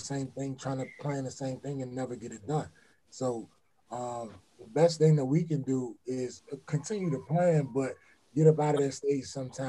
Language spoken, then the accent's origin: English; Washington, District of Columbia, United States; I'm from D.C.